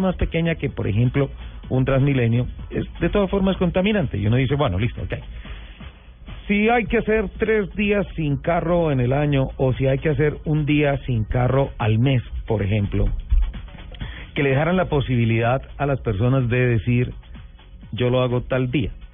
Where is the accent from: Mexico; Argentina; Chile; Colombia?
Colombia; los colombianos también cumplimos